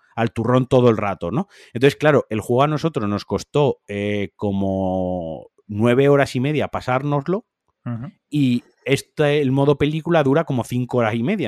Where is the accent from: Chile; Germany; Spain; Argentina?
Spain; Yo soy, español.